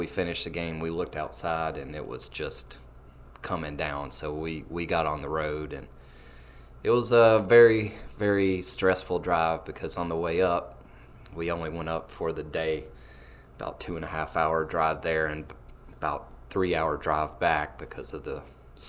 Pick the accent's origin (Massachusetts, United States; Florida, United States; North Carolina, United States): North Carolina, United States; I'm from North Carolina